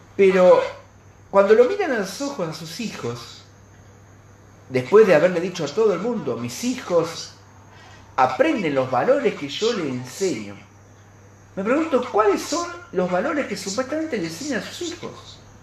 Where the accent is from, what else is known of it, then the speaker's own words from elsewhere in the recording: Argentina; está en nuestros genes como argentinos